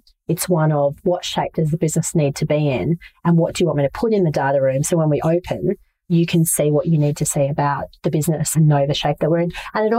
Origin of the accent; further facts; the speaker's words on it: Brisbane, Queensland, Australia; I'm originally from Brisbane, or one of the many places I've lived is Brisbane.